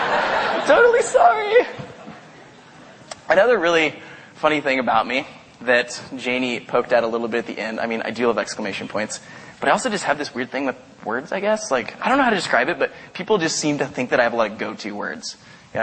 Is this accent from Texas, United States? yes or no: no; Caldwell, Idaho, United States; moved away; I live in a town called Caldwell. I went to high school and college there.